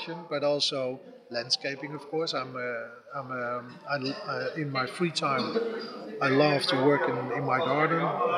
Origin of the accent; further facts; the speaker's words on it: Netherlands; I'm from the Netherlands